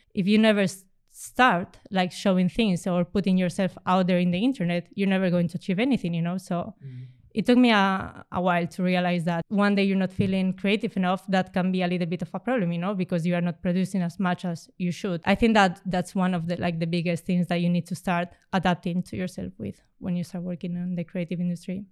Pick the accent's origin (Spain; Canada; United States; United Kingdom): Spain; I come from Spain